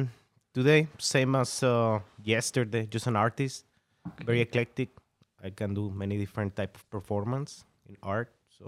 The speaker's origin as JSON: {"language": "English", "town": "Monterrey", "region": "Nuevo León", "country": "Mexico", "tie": "born or raised there", "also_born_or_lived": "Saltillo", "moved": "yes"}